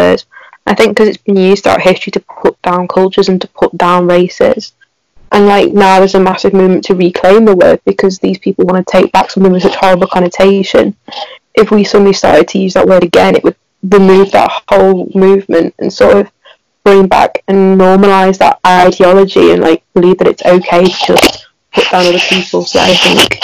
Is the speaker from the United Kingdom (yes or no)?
yes; United Kingdom; I'm 17, and I am also white British